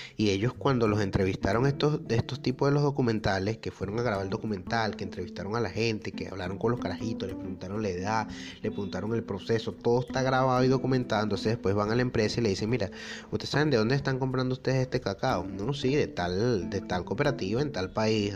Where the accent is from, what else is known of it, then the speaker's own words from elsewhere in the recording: Venezuela; moved away; nosotros los venezolanos